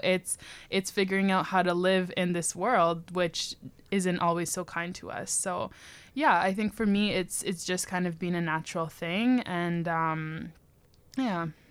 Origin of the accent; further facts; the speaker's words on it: Toronto, Ontario, Canada; now in Victoria, Canada; growing up in Toronto